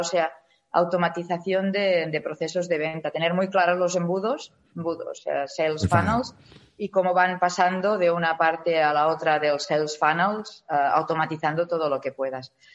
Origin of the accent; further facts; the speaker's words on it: Spain; somos los españoles